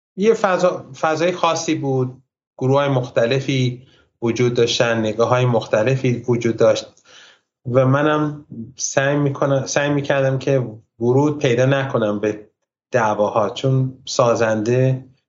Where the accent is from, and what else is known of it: Iran; born or raised there; also born or lived in United States